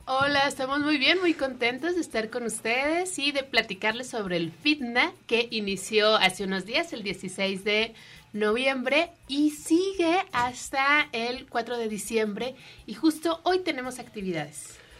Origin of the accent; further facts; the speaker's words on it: Mexico; como mexicanos, como latinos, tenemos tres raíces